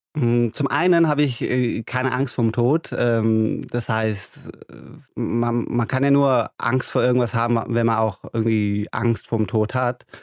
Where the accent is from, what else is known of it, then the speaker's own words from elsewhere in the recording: Germany; first language German; also born or lived in Iran; Ich bin hier ganz normal zur Schule gegangen. Deutschland ist mein Mutterland oder mein Vaterland, würde ja. ich sagen. Auch äh, Deutsch ist meine Muttersprache